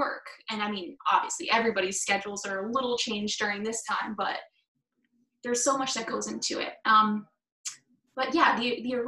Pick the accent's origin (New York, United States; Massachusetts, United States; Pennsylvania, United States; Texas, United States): New York, United States; I'm from New York.